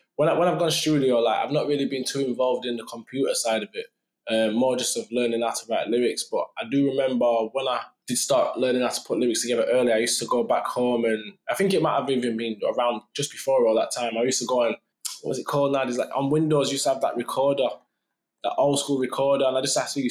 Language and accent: English; Sheffield, Yorkshire and the Humber, United Kingdom; in my city